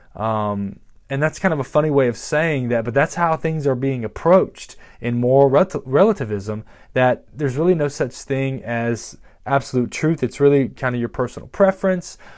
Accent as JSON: {"language": "English", "country": "United States", "said": "we're Americans"}